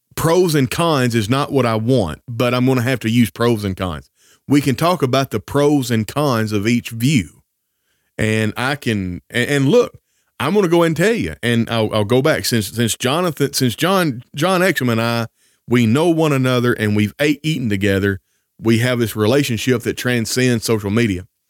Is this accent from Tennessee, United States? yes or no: yes; Northwest Tennessee, United States; I grew up in the South in Northwest Tennessee